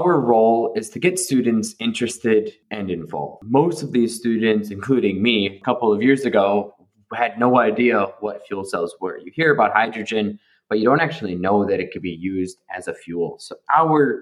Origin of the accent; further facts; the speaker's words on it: Buffalo, New York, United States; also born or lived in California; now in Prague, Czech Republic; I'm based in Prague, but originally I'm from Buffalo, New York.